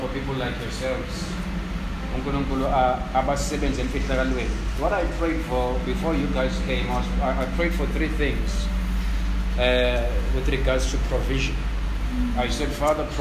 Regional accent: South Africa; I grew up in Tuzu

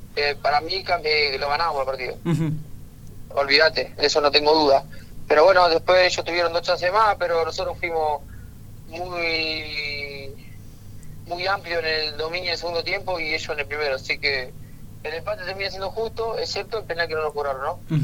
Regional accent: Argentina; como todo argentino

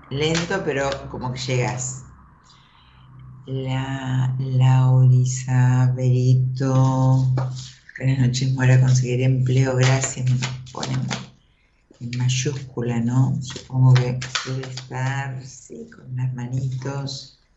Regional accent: Tucumán, Argentina; De Tucumán.

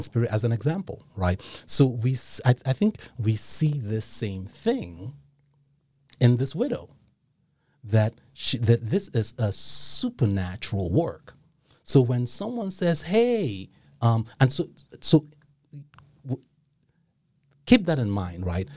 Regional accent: Nigeria; moved away; I grew up in Nigeria

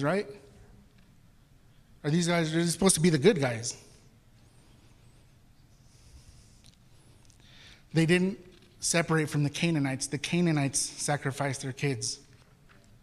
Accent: Mexico City, Mexico; moved away; I'm from Mexico City where we say Chihuahua

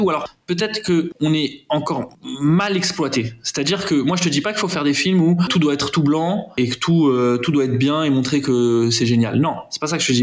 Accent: Aubervilliers, Île-de-France, France; moi j'ai grandi à Aubervilliers. Voilà, j'ai fait un parcours classique là-bas, collège, euh, lycée à Aubervilliers

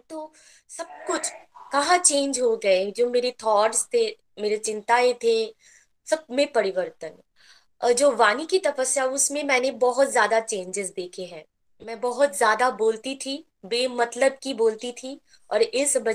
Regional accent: West Bengal, India; और मैं वेस्ट बंगाल से बिलोंग करती हूँ

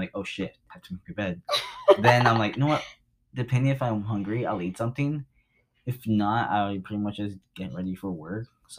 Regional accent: Compton, California, United States; we're both from Compton

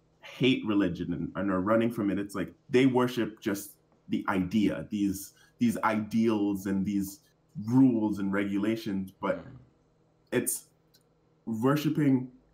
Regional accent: Jamaica; so I'm black and I'm in from Jamaica, and my people, the tribe that kind of I have roots in, they're called the Maroons.

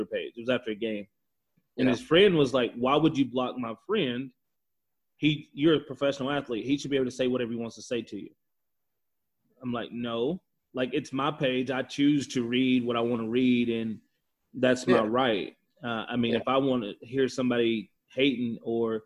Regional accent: small town Texas, United States; now in Calgary, Canada; Being from Texas, small town Texas, I'm pretty sure 95% of the people in my hometown are Republican

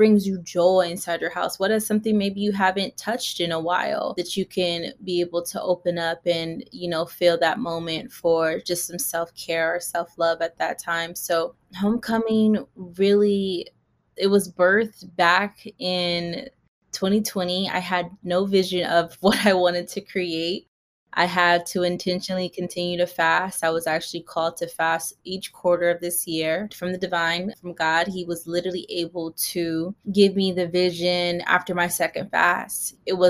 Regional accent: Pasadena, California, United States; also born or lived in Inland Empire, California; I grew up like in the Pasadena area when I was younger and went to school in the Inland Empire.

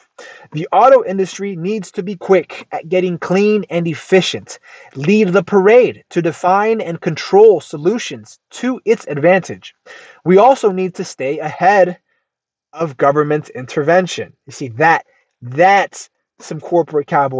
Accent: United States; I'm American through and through

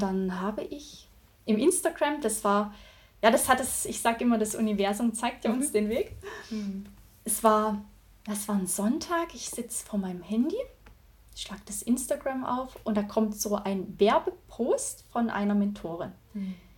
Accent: Thuringia, Germany; Also ich bin in einem 180 Seelenort aufgewachsen in Thüringen

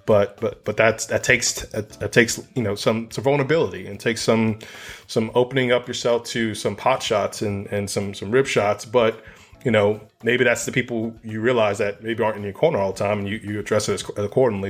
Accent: New Orleans, Louisiana, United States; moved away as an adult; also born or lived in Dallas; I came from Dallas to New Orleans to run the area.

